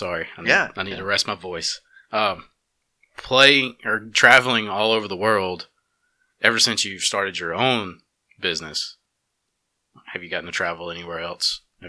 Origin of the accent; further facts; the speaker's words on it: the South, United States; growing up in the South, raised conservative, Christian, I moved around all these places